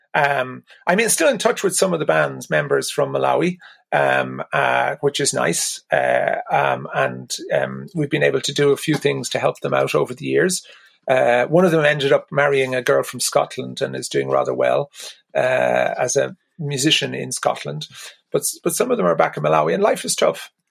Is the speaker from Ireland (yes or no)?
yes; Ireland; being Irish meant an awful lot to me.